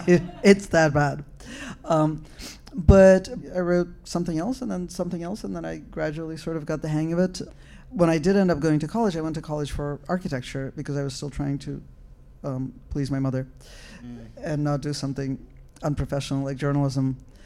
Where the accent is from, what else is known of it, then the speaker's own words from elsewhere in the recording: Russia; But I grew up in the Soviet Union, and my mother was a literary critic